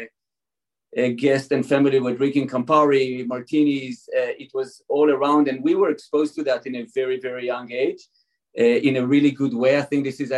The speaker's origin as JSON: {"language": "English", "country": "Israel", "tie": "born or raised there", "also_born_or_lived": "California", "moved": "yes", "said": "I was born and raised in Israel"}